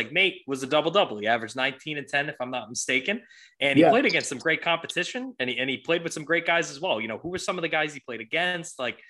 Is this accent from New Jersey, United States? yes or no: no; Providence, Rhode Island, United States; I'm a local. Yeah. I'm from Providence. My whole family's from Providence.